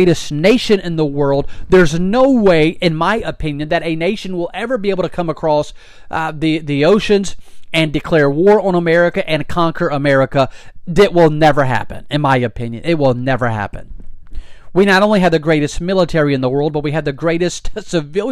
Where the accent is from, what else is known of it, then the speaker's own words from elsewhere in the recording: United States; I'm so thankful to be an American